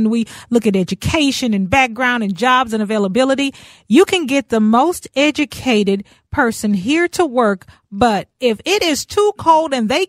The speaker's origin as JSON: {"language": "English", "town": "Houston", "region": "Texas", "country": "United States", "moved": "as an adult", "lives_now": "Minnesota, United States", "said": "I am originally from Houston, Texas, and my husband and I moved here in 2004 in November."}